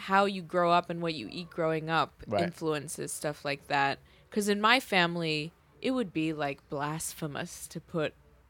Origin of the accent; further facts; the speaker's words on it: Long Island, New York, United States; Out east, because I'm from Long Island